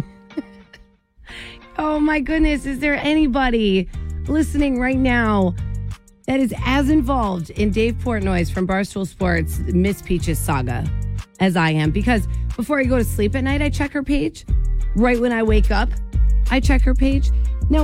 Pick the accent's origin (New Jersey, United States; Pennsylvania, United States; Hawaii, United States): New Jersey, United States; moved away as an adult; also born or lived in Syracuse, New York; now in Maine, United States; I am from New Jersey